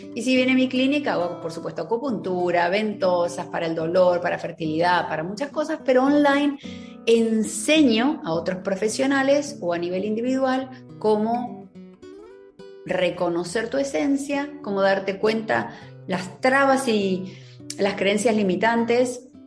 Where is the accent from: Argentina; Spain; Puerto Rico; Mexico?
Argentina; moved away as an adult; now in Miami, United States; estoy viviendo en Miami hace más de 20 años, soy argentina